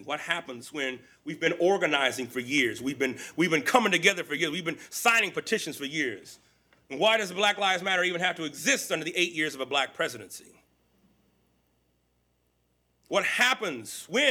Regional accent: Central Valley of California, United States; also born or lived in Texas; I grew up in the Central Valley of California.

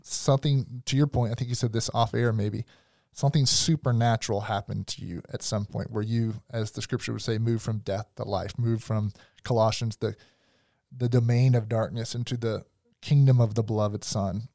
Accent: the South, United States; I'm from the South

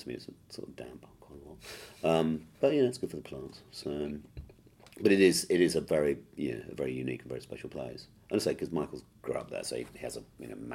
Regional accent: Sussex, South East England, United Kingdom; now in London, United Kingdom; I grew up in Sussex on the south coast.

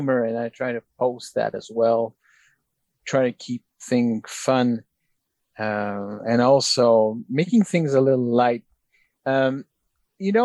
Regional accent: Canada; as a Canadian

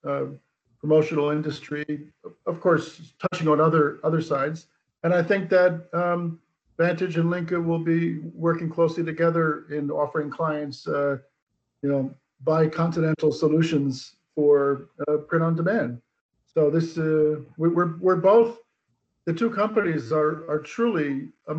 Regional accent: New Jersey, United States; moved away as an adult; now in Poland; I am an American from New Jersey. I moved to Poland in 1991, so long time ago.

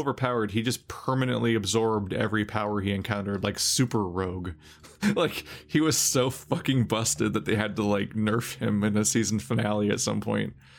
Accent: United States

